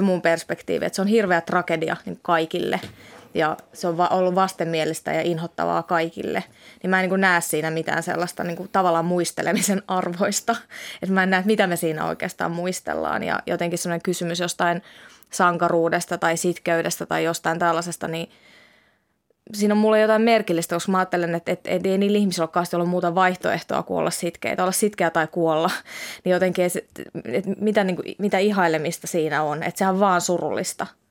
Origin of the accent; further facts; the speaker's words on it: Helsinki, Uusimaa, Finland; first language Finnish; moved away as an adult; now in Tampere, Finland; mulla on vahva itähelsinkiläisyys tai itähelsinkiläisidentiteetti